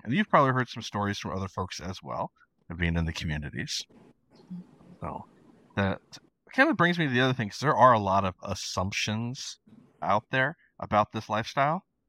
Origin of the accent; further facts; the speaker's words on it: Idaho, United States; now in Argentina; growing up in Idaho